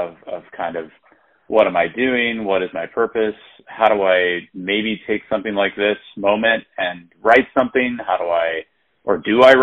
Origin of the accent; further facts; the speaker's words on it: St. Louis, Missouri, United States; moved away as an adult; now in New York City, United States; I was born in St. Louis, Missouri